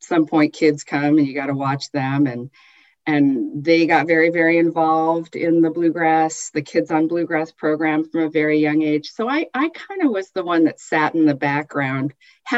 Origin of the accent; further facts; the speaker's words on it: Southern California, United States; moved away as an adult; also born or lived in Michigan / Utah; now in Northern California, United States; I was born in Michigan, but moved to Southern California before I recalled living in Michigan, and we lived in Utah as well for a year. But I'm basically a Southern Californian since the time I was 3 years old